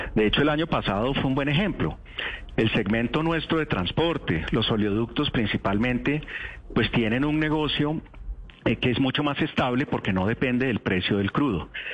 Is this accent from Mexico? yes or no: no; Colombia; como colombianos